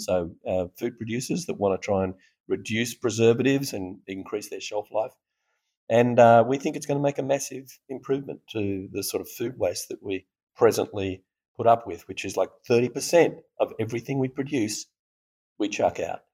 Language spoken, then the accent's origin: English; Australia; accent: Australian; now in Austin, United States; We're based here in Austin, although from my accent you can hear I'm Australian